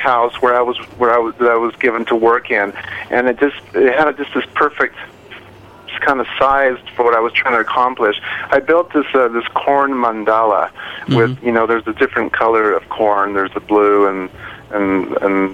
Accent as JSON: {"language": "English", "country": "Mexico", "moved": "yes", "said": "I'm originally from Mexico"}